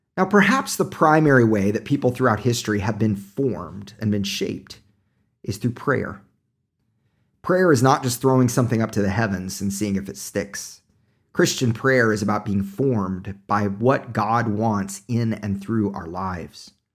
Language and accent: English; Tulsa, Oklahoma, United States; moved away; I'm originally from Oklahoma